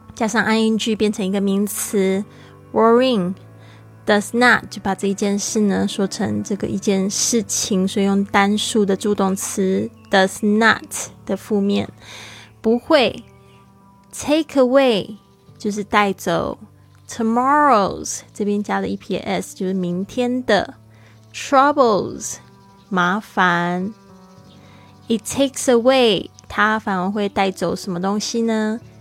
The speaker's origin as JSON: {"language": "Chinese", "region": "Kaohsiung", "country": "Taiwan", "said": "非常珍惜我们的城市"}